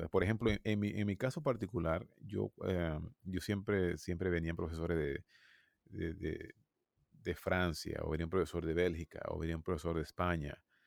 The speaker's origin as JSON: {"language": "Spanish", "country": "Venezuela", "moved": "as an adult", "lives_now": "United States", "said": "yo soy de Venezuela"}